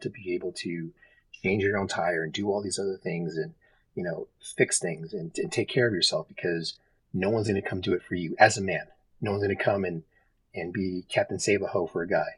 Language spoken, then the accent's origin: English; Texas, United States; moved away as an adult; now in Reno, United States; I grew up in Texas. I live in Reno